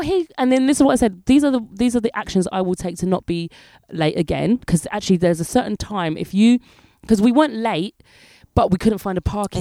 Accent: England, United Kingdom; moved away as an adult; now in France; I'm English

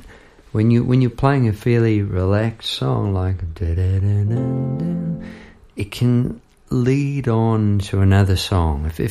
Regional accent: Palmerston North, Manawatū-Whanganui, New Zealand; moved away; also born or lived in Victoria, Australia; It flows past Palmerston North, which is where I grew up in New Zealand

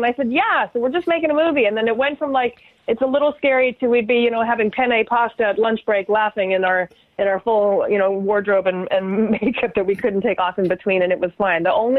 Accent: Canada; But it was like because I'm Canadian, I'm just so, you know, I'm crazy about being respectful about things.

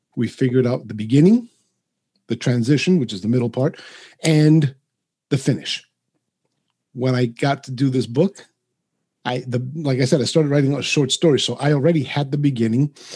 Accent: New York City, New York, United States; first language Spanish; English is a second language; now in Providence, United States; I grew up in New York City. I now reside in uh, Rhode Island, just outside of Providence

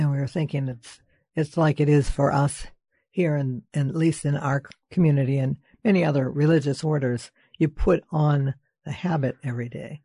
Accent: Lynn, Massachusetts, United States

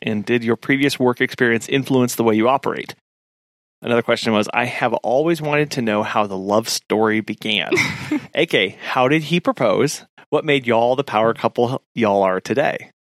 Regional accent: Springfield, Missouri, United States; We both grew up in Missouri. I grew up near Springfield, Missouri.

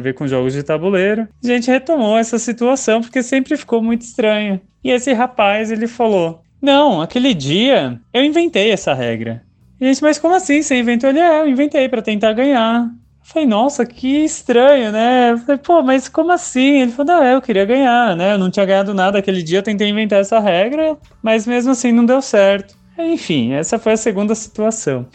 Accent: São Paulo, Brazil; sou de São Paulo capital

